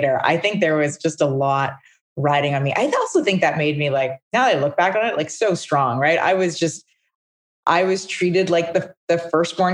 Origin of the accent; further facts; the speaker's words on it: Calgary, Alberta, Canada; also born or lived in Regina, Saskatchewan; I was born in Calgary.